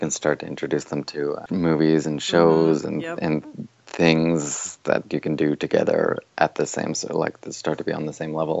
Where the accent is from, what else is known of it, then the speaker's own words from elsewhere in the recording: Burlington, Ontario, Canada; also born or lived in Toronto, Canada; now in London, Canada; I was born north of there, and then grew up in Burlington, which is about a half hour from Toronto. Then I lived in Toronto for a bunch of years, and now I live in a place called London, Ontario.